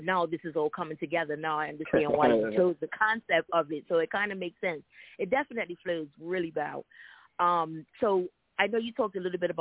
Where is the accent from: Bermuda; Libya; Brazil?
Bermuda; My mom is Jamaican, so I'm half Bermudian, half Jamaican